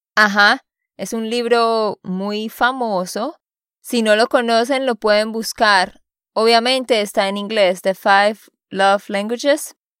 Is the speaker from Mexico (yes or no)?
no; Santander, Colombia; de Santander, Colombia.